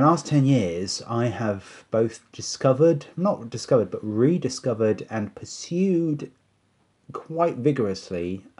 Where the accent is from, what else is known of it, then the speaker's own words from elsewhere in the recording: United Kingdom; I'm so British, all I care about is the dog.